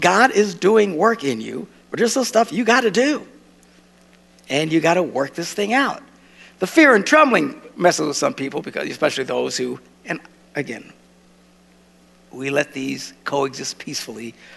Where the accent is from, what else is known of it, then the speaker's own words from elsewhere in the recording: United States; I'm an American